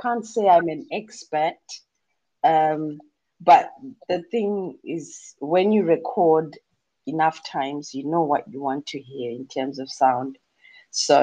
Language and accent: English; Eastern Highlands, Manicaland, Zimbabwe; accent: Zimbabwean; English is a second language; also born or lived in Harare, Zimbabwe / Marondera, Zimbabwe; now in England, United Kingdom; I'm from the Eastern Highlands